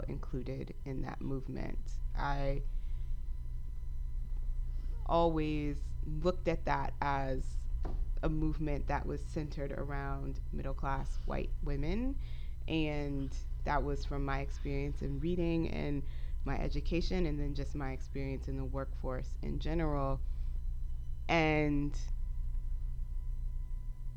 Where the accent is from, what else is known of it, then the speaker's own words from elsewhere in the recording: the South, United States; moved away as an adult; also born or lived in Texas / North Carolina; I grew up in the South. I grew up between Texas and North Carolina, and I've lived in different parts of the country as an adult.